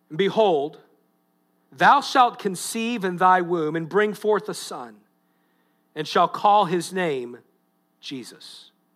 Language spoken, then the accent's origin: English; United States; I'm, I'm proud of being an American. I'm proud of my country